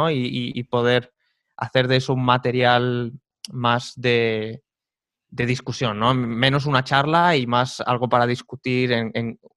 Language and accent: Spanish; Majorca, Balearic Islands, Spain; moved away as an adult; also born or lived in Seville, Spain; now in Žilina, Slovakia; Mallorquín, mallorquín puro.